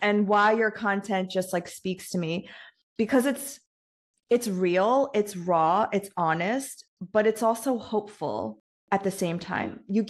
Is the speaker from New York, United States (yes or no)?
yes; New York, United States; I grew up in New York.